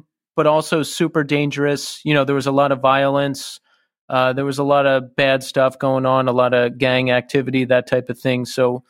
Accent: Bucks County, near Philadelphia, Pennsylvania, United States; Tommy and I grew up in Bucks County, which is just outside Philadelphia.

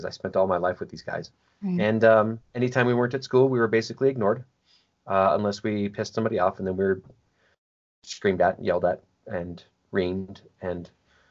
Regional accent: Chicago, Illinois, United States; I was born in Chicago, and was my mother's third son

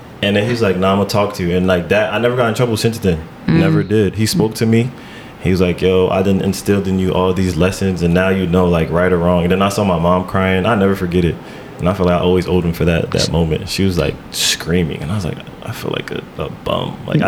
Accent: Irvington, New Jersey, United States; Yeah, Irvington.

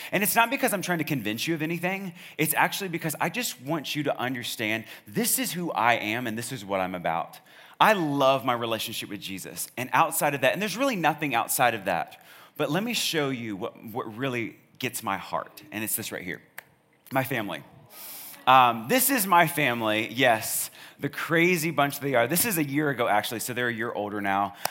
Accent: Charlottesville, Virginia, United States; now in Snellville, United States; I'm from Charlottesville

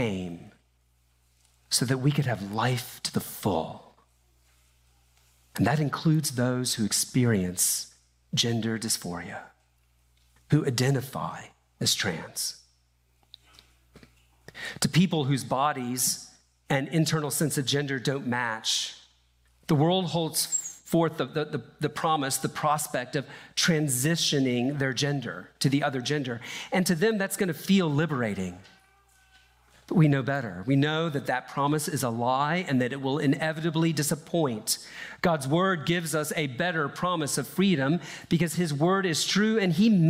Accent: Deep South, United States; I grew up in the Deep South

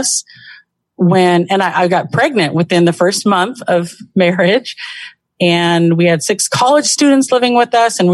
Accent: Southern California, United States; now in Washington, United States; I was raised in Southern California from, I would say, kind of a tumbleweed childhood.

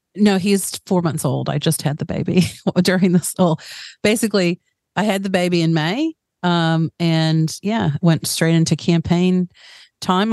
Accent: Chattanooga, Tennessee, United States; accent: American; moved away as an adult; also born or lived in New Jersey; now in New Zealand; when I was really young, my family moved down to Tennessee in a place called Chattanooga

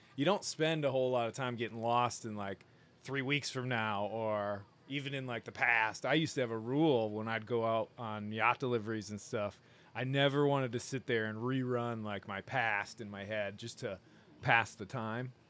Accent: Michigan, United States; also born or lived in Maine; I'm from Michigan

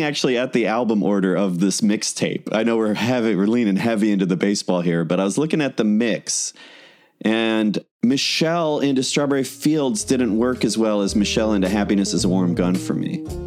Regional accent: Chicago, Illinois, United States; we're both from Chicago

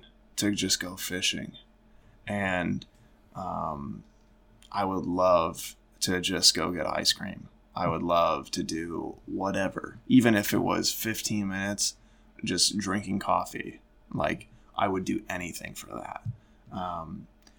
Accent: Genoa, Illinois, United States; I grew up in Northern Illinois, and I think that's just kind of a good place to start is Genoa, Illinois, a really small town, small country town

